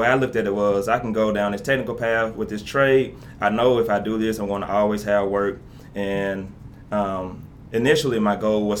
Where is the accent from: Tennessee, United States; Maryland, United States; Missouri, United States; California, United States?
Tennessee, United States; Memphis; So, of course, I grew up in Memphis, you know that, in the Westwood area.